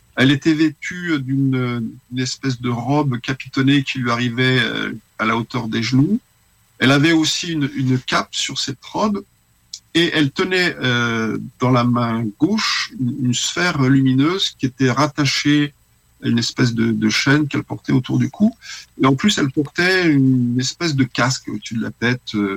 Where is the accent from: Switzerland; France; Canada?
France; Paris, Île-de-France; moved away as an adult; now in Lyon, France; je suis lyonnais d'adoption parce que j'habitais à Paris jusqu'à l'âge de 19 ans